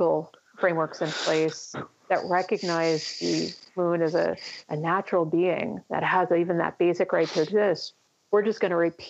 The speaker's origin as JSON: {"language": "English", "country": "United States", "said": "my home country of the United States"}